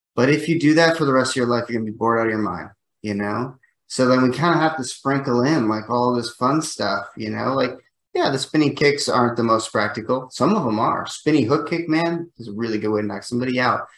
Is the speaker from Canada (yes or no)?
no; United States; I'm an American